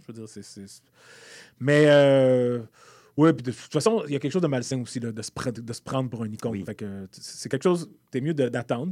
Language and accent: French; Rosemère, Quebec, Canada; also born or lived in Montreal; je suis né à Montréal, mais mes parents ont déménagé très vite à Rosemère